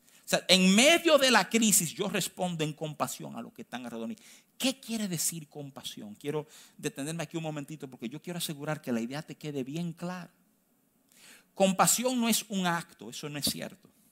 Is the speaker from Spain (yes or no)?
no; Dominican Republic; yo nací aquí, yo soy dominicano, yo tengo cédula